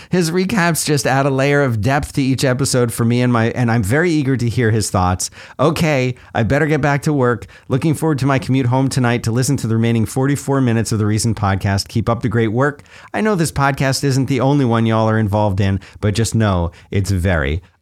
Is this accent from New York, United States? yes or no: yes; Rochester, New York, United States; My son and I took a six plus hour one way road trip this weekend to visit my mother in my hometown of Rochester, New York.